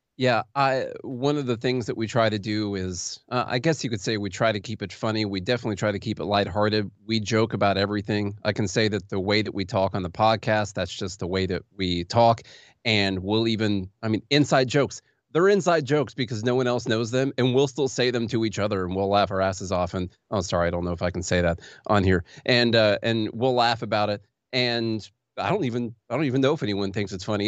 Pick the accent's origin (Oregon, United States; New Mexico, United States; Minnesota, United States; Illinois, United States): Illinois, United States; Vienna; also born or lived in Pulaski, Illinois; now in Nashville, United States; I am from Illinois originally